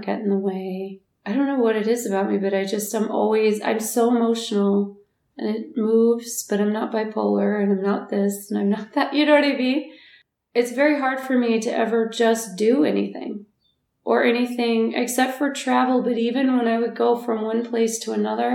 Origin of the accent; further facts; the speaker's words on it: United States; as an American